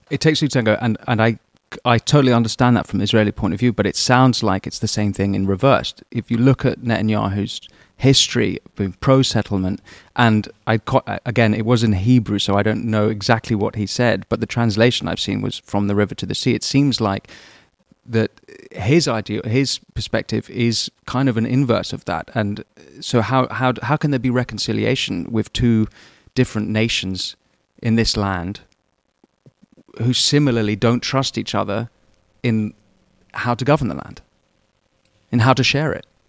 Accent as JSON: {"language": "English", "region": "London", "country": "United Kingdom", "tie": "born or raised there", "said": "as a Londoner like me"}